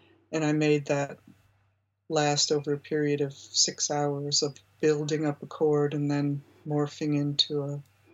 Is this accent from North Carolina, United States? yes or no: no; Buffalo, New York, United States; moved away; I grew up in Buffalo, New York, which was a big center for experimental music at the time I was in high school.